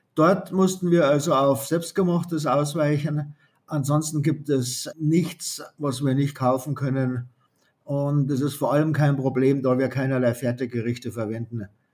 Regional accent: Bavaria, Germany; für mich als Bayer

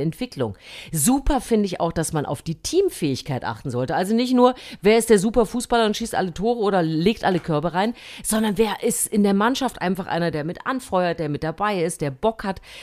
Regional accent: Germany; moved away; also born or lived in West Germany; ich bin ja in, äh, im DDR-Sportunterricht groß geworden

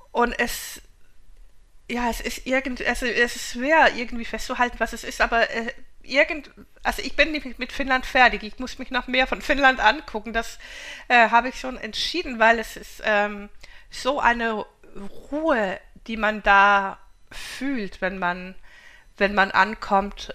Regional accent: Denmark; ich bin ja Skandinavin, ich komme ja aus Dänemark

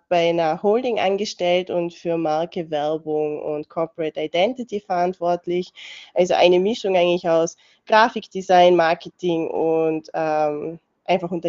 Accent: Innsbruck, Tyrol, Austria; German is a second language; also born or lived in Sofia, Bulgaria / Imst / Vorarlberg; ich bin eigentlich in Bulgarien geboren, im 1992 äh, in Sofia und bin dann mit neun Jahren nach Österreich gezogen und lebe seitdem im wunderschönen Innsbruck.

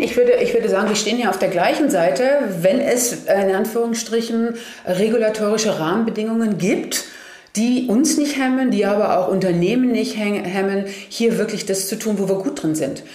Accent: Germany; Ich wurde immer gefragt, woher kommst du? Ja, Germany.

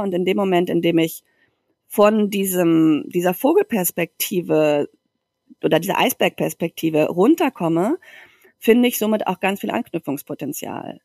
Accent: Germany; now in Barcelona, Spain; eine deutsche Mutter

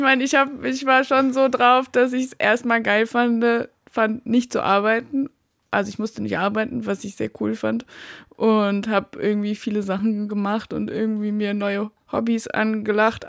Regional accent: Baden-Württemberg, Germany; moved away as an adult; also born or lived in Rügen / Berlin; ich komme aus Baden-Württemberg eigentlich, bin aber nach der Schule erstmal nach Rügen emigriert komischerweise

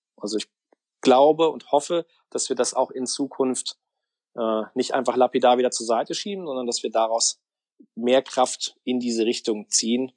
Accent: Kerpen, North Rhine-Westphalia, Germany; also born or lived in Cologne; ich habe Mitte der neunziger Jahre Abitur gemacht, hier in, äh, im Kölner Raum in Kerpen

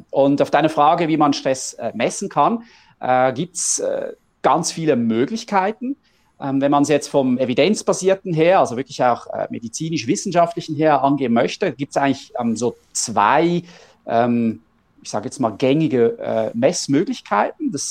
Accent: Switzerland; Ähm, wir kommen aus der Schweiz.

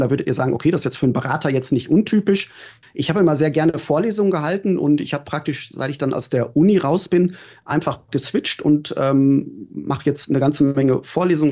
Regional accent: Gelsenkirchen, North Rhine-Westphalia, Germany; now in Berlin, Germany; ich bin wirklich im Stadtteil Gelsenkirchen Schalke aufgewachsen

